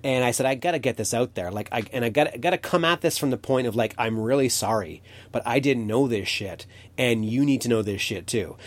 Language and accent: English; Canada; as a Canadian